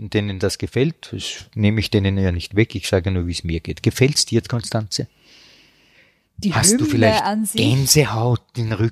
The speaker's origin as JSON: {"language": "German", "region": "Styria", "country": "Austria", "said": "Ich bin Steirer."}